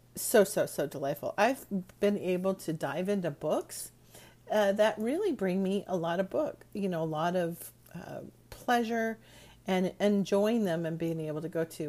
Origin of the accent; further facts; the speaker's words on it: Bay Area, California, United States; when I was growing up in the Bay Area